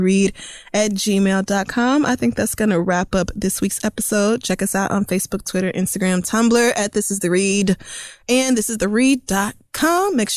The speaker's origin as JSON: {"language": "English", "region": "Oklahoma", "country": "United States", "tie": "born or raised there", "said": "growing up in Oklahoma, the sun is just right there on the plains"}